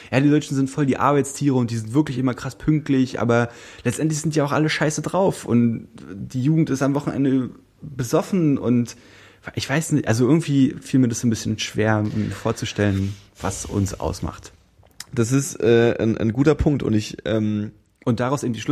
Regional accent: India; ich bin Inder

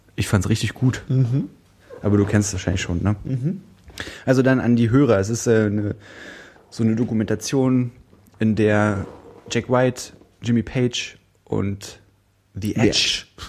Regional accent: Brandenburg, Germany; Ich komme aus Brandenburg

